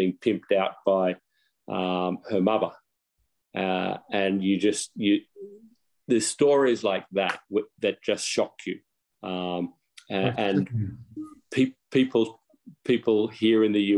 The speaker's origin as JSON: {"language": "English", "country": "Australia", "moved": "yes", "lives_now": "United States", "said": "I'm an Aussie, live in the US now"}